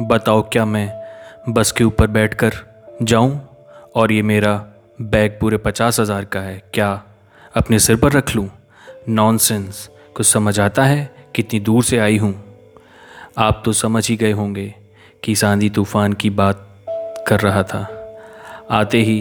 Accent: Neemuch, Madhya Pradesh, India; मैं मध्य प्रदेश के बहुत ही छोटे से ज़िले नीमच का रहने वाला हूँ

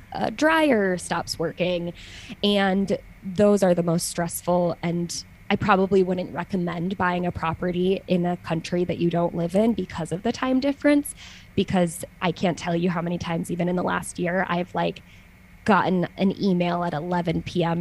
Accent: United States; moved away as an adult; now in Switzerland; now I'm an American who lives in Switzerland

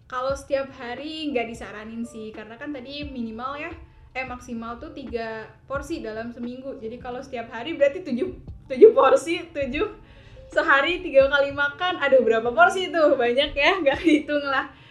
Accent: Garut, West Java, Indonesia; now in Tasikmalaya, Indonesia; aku emang asal Garut

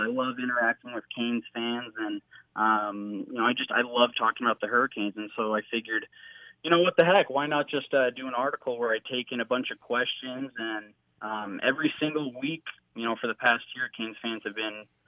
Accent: Hollywood, Florida, United States; now in West Coast, United States; I grew up in Hollywood just down the road

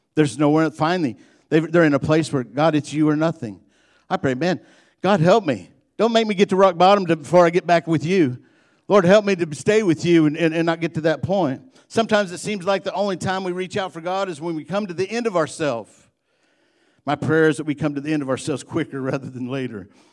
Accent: Illinois, United States; I'm from Illinois

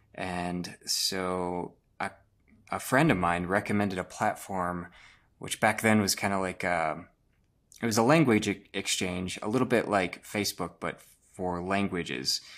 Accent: Rochester, Minnesota, United States; I'm from Rochester, Minnesota

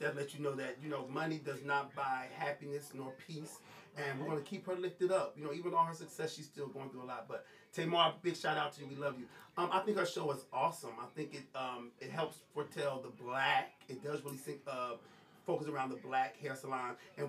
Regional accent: East Coast, United States; I'm from the East Coast.

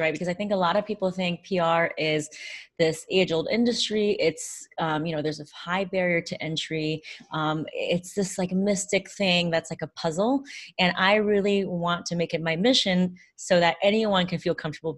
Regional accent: United States; I grew up in a bicultural household. I'm Chinese American.

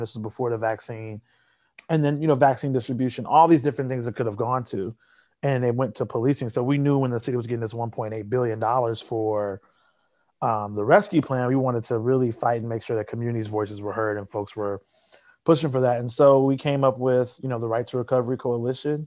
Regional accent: Chicago, Illinois, United States; also born or lived in Grinnell, Iowa; I'm from South Shore, from the south side of Chicago. I went to Kenwood Academy

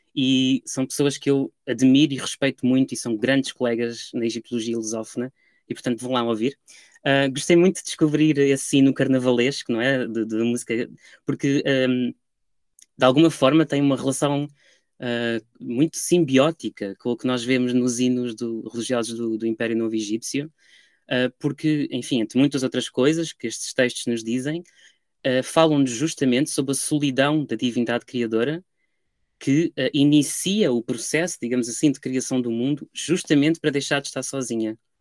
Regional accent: Lisbon, Portugal; moved away as an adult; also born or lived in Paris; now in London, United Kingdom; ao ir de Lisboa para Paris e depois de Paris para Londres

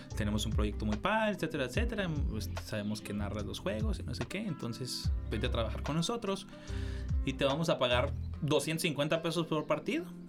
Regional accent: Cuauhtémoc, Chihuahua, Mexico; moved away; yo soy de Cuauhtémoc

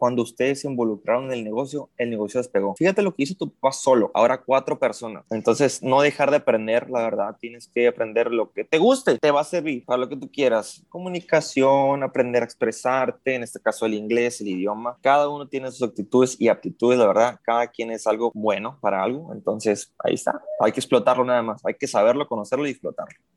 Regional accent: Mexicali, Baja California, Mexico; radico en Mexicali, Baja California, al de aquí mismo soy

